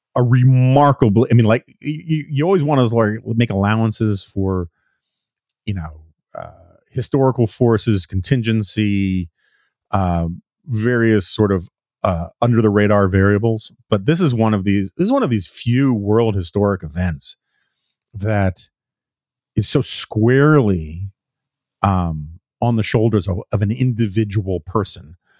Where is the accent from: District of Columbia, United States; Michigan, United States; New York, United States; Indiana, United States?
New York, United States; New York City; I grew up in the Upper West Side of Manhattan, famously liberal area.